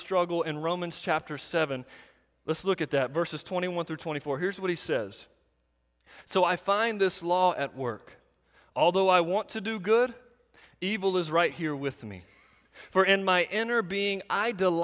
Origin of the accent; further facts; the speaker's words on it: United States; we in America